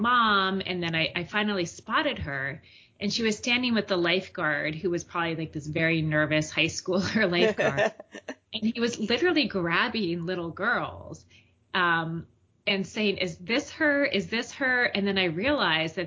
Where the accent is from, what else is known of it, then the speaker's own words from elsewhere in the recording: Mendham, New Jersey, United States; now in Boston, United States; my hometown in New Jersey, Mendham, New Jersey